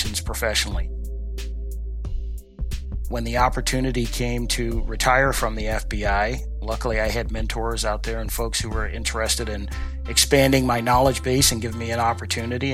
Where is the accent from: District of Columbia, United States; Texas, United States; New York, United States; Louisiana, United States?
District of Columbia, United States; Washington; as a young African-American boy growing up in Southeast Washington, D.C.